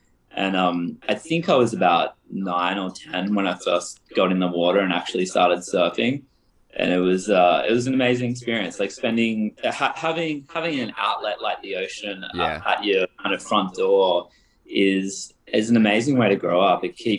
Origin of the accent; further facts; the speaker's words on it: Cedar Bay, far north Queensland, Australia; also born or lived in Byron Bay / Gold Coast / Melbourne; I was born in a bit of a hippie commune in like far north Queensland in a place called Cedar Bay, and my dad went up there when he was pretty young and spent about 20 years in the wilderness, basically.